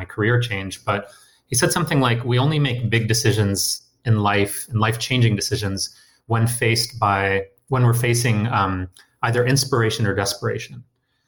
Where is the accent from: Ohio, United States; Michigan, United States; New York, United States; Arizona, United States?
Michigan, United States; Detroit; also born or lived in India; I was born in India and moved to Detroit, you know, with my family as a kid.